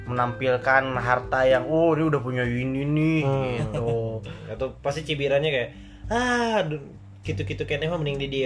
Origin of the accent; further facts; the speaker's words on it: Bandung, West Java, Indonesia; semenjak di mana ya gue pertama kali rantau tuh dari gue orang Bandung dan ngerantau ke Semarang